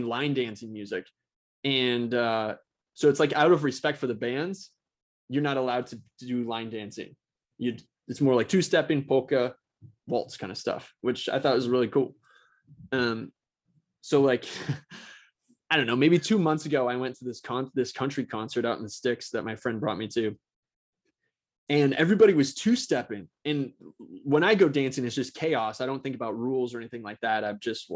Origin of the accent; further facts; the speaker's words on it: Minnesota, United States; I'm from Minnesota